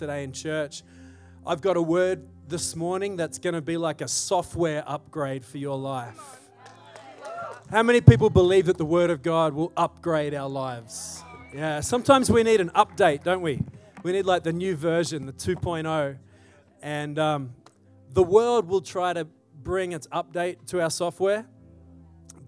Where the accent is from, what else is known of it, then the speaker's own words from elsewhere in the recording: Australia; now in Salt Lake City, United States; I grew up in Australia